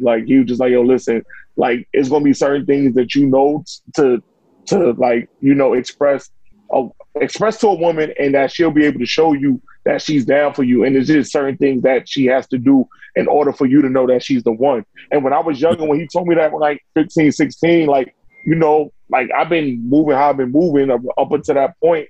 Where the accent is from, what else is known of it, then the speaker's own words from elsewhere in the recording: New York, United States; I grew I grew up in Saint Nick Project.